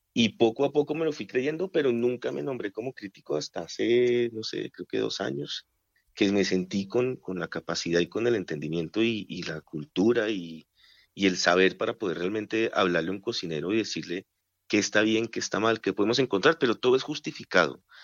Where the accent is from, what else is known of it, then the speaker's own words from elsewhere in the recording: Colombia; nosotros también como colombianos somos regionalistas